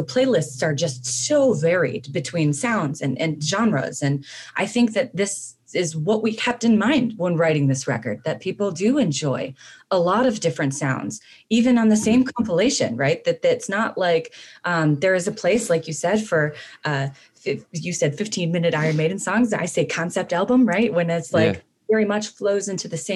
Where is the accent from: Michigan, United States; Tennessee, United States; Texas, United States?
Michigan, United States; Southeast; we are all people who have kind of grown up in that same scene, right? We're all from Southeast Michigan